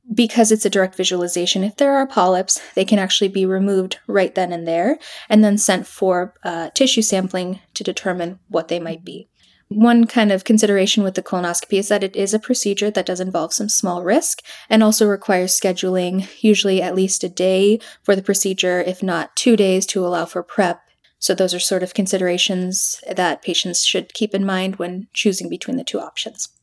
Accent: Aurora, Illinois, United States; I grew up in Aurora

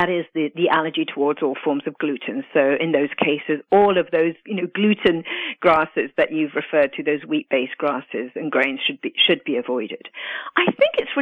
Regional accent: United Kingdom; also born or lived in Italy; now in United States; I'm actually Italian and grew up in the UK

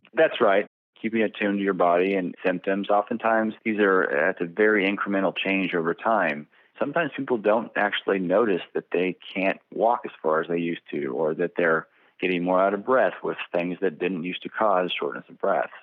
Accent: Bakersfield, California, United States; also born or lived in New Orleans / San Diego / Irvine; I was raised here in Bakersfield, California

